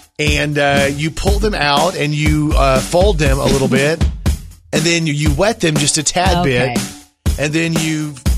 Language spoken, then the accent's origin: English; Plano, Texas, United States; moved away; I'm from Texas.